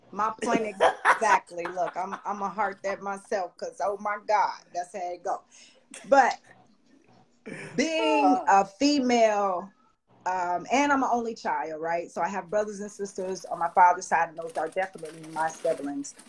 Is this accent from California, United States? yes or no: no; Chicago, Illinois, United States; I'm from Chicago